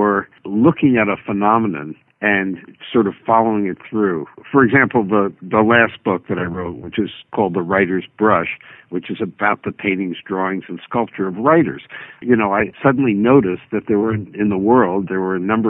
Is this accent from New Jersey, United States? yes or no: yes; New Jersey, United States; I grew up in New Jersey.